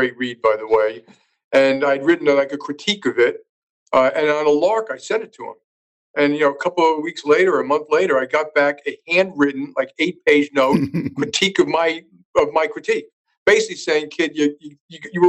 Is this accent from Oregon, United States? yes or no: no; New York City, New York, United States; I grew up in Jackson Heights, Queens